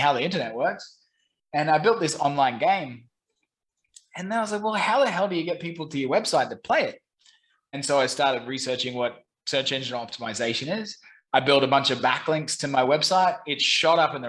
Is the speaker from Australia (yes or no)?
yes; Brisbane, Queensland, Australia; moved away as an adult; also born or lived in London / Saigon, Vietnam; now in Ho Chi Minh City, Vietnam; I'm originally from Brisbane, Australia.